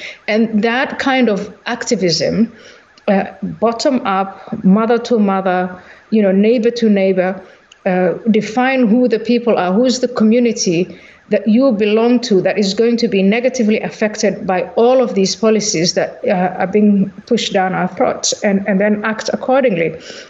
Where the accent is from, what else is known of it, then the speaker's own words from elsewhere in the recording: Somalia; So when I was growing up, I was born in Somalia